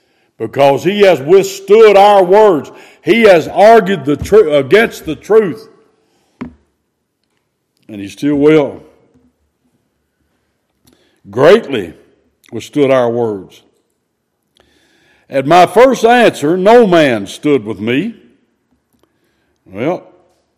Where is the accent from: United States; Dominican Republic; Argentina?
United States; We are American citizens.